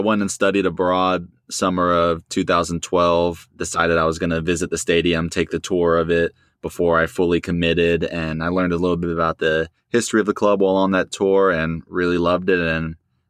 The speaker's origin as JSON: {"language": "English", "town": "Dallas", "region": "Texas", "country": "United States", "tie": "born or raised there", "said": "I didn't grow up in North London. I grew up in Dallas, Texas"}